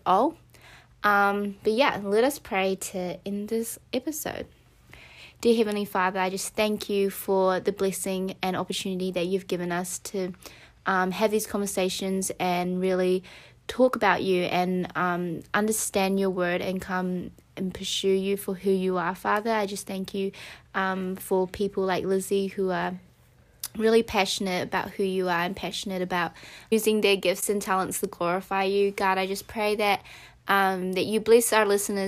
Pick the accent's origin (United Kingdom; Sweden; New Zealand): New Zealand; we're from New Zealand.